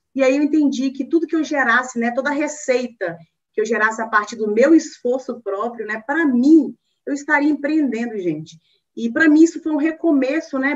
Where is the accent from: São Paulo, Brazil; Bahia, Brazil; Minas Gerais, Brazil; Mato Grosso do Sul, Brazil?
Minas Gerais, Brazil; northern; now in Belo Horizonte, Brazil; eu sou mineirinha de raiz, né? Sou mineira, nasci em Minas, lá no norte de Minas, e eu hoje moro em Belo Horizonte